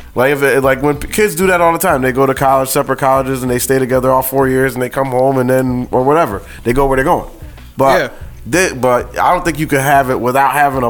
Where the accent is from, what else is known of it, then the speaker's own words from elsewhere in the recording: Danbury, Connecticut, United States; I'm from Danbury.